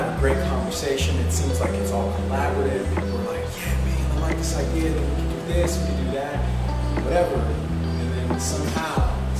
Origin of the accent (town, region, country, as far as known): Olathe, Kansas, United States; born or raised there; also born or lived in Overland Park, Kansas